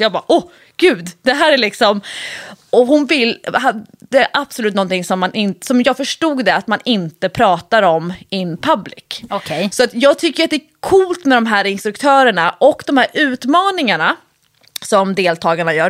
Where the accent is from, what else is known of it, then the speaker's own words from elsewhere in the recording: Nacka, Stockholm County, Sweden; jag är uppvuxen ute i, i Nacka, både i eh, Solsidan, det fashionabla området och i Fisksätra